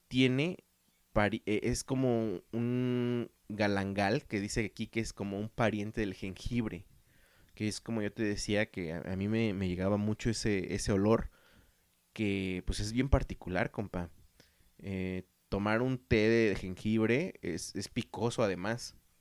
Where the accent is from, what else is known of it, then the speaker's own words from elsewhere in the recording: Mexico; also born or lived in Guadalajara, Jalisco; somos mexicanos